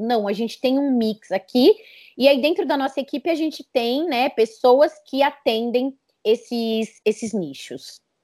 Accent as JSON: {"language": "Portuguese", "region": "São Paulo", "country": "Brazil", "tie": "born or raised there", "moved": "as an adult", "lives_now": "Campinas, Brazil", "said": "eu nasci em São Paulo"}